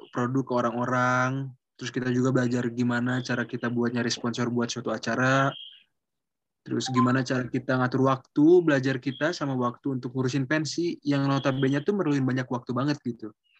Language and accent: Indonesian; Bandung, West Java, Indonesia; aku orang Bandung dan rumah aku dekat sama SMA aku, aku dari SMA 20